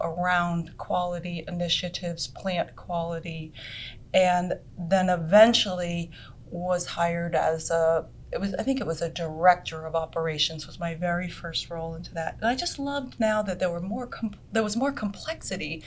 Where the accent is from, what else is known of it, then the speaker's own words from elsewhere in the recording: Vermont, United States; moved away as an adult; also born or lived in Boston; I grew up in Vermont, and I loved Vermont